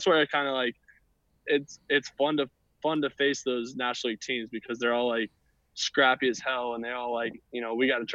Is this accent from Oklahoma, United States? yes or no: no; Atlanta, Georgia, United States; born or raised there